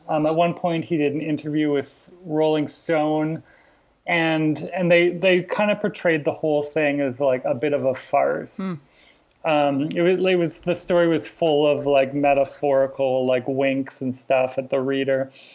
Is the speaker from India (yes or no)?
no; Alberta, Canada; moved away; I was already from Alberta